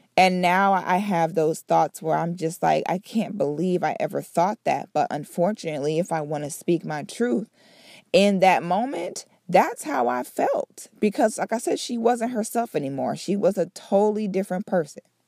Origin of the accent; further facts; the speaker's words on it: Central and South Florida, United States; also born or lived in Philadelphia, Pennsylvania; I'm originally from Philly, Um, but I grew up in Central Florida area. Well, I sh, I shouldn't even say Central Florida, I should say South Florida and Central Florida. I grew up in both of those places.